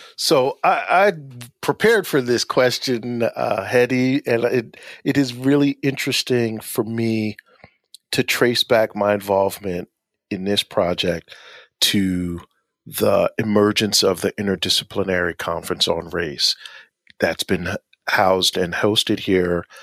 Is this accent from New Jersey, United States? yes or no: yes; Asbury Park, New Jersey, United States; I was born and raised in Asbury Park